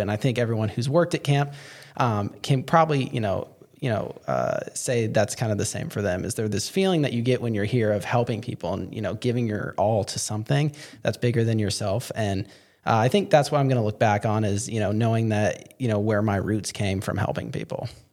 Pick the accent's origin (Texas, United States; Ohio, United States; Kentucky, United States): Texas, United States; Fort Worth; I'm from Fort Worth